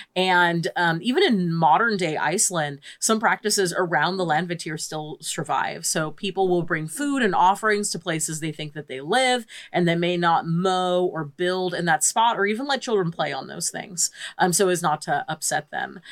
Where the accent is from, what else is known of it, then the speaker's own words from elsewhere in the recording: United States; as an American living